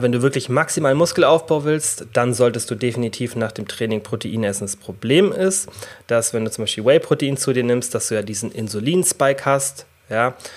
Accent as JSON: {"language": "German", "country": "Germany", "said": "bei uns in Deutschland"}